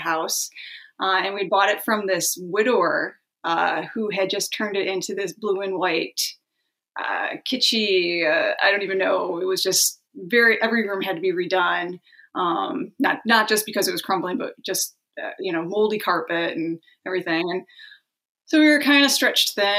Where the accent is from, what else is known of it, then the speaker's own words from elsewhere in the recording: Detroit, Michigan, United States; moved away as an adult; also born or lived in Rutland County, Vermont; now in Northern New York, United States; I'm from the Detroit, Michigan area, Southeast Michigan, is where both my husband and I are both from